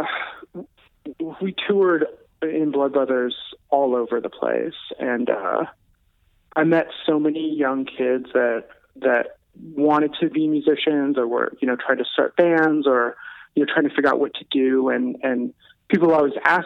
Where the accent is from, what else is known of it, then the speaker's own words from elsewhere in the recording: Kirkland, Washington, United States; also born or lived in Bellevue, Washington; now in California, United States; I grew up in Kirkland